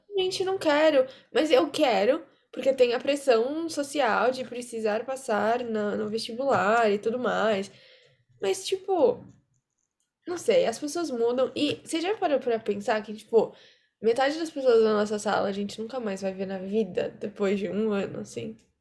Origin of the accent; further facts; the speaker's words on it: São Paulo, Brazil; also born or lived in Campinas; eu nasci em São Paulo, só que eu morei uma época em Campinas